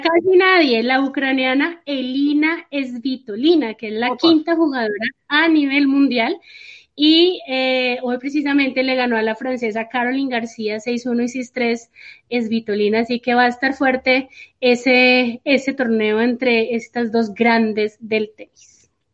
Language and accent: Spanish; Bogotá, Colombia; also born or lived in Mesitas del Colegio; orgullosamente no soy boyacense, nací en Bogotá